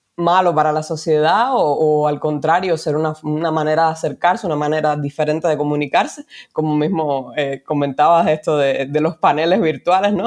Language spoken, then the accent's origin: Spanish; Cuba; moved away as an adult; now in Spain; soy una mujer cubana, inmigrante, vivo en España hace cuatro años